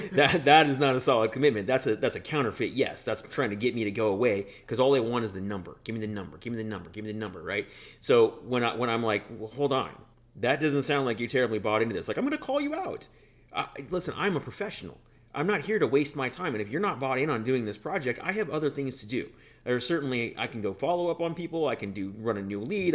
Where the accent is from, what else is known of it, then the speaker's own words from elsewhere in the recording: Denver, Colorado, United States; moved away as an adult; also born or lived in Washington, D.C.; now in Wisconsin, United States; the home is Denver for me, always has been